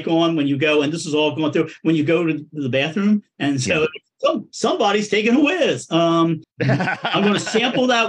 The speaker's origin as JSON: {"language": "English", "town": "Coatesville", "region": "Pennsylvania", "country": "United States", "tie": "born or raised there", "also_born_or_lived": "South Philadelphia", "moved": "yes", "lives_now": "Philadelphia, United States", "said": "A steel town called Coatesville"}